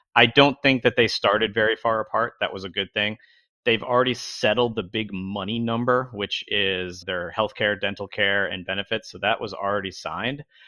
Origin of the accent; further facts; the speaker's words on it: Albany, New York, United States; now in Long Beach, United States; I grew up in upstate New York, in the Albany, New York region.